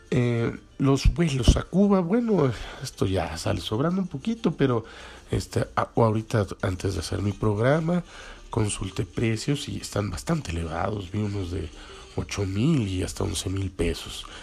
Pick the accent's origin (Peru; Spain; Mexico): Mexico; nosotros no estamos acostumbrados como eh, como mexicanos, pues